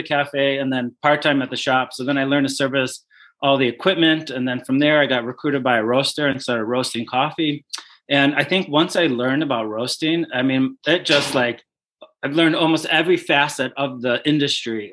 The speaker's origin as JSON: {"language": "English", "town": "Glenview", "region": "Illinois", "country": "United States", "tie": "born or raised there", "said": "my hometown called Glenview in Chicago"}